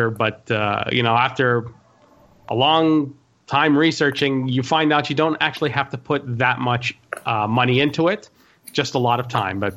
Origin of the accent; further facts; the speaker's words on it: Montreal, Quebec, Canada; Um, well, I'm from Montreal, Quebec, Canada, born and raised, uh, about 36.